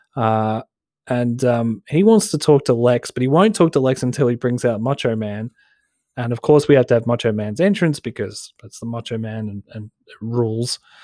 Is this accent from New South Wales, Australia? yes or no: no; Broadmeadows, Victoria, Australia; I'm from Broadmeadows